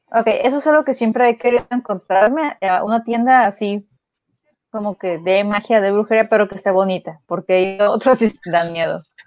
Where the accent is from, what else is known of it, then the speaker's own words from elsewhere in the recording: Mexico; yo de niña, pues, digo, vivimos en México